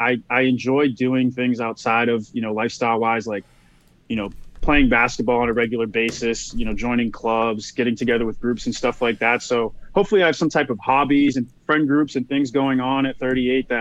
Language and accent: English; Boston, Massachusetts, United States; moved away; I'm from Boston originally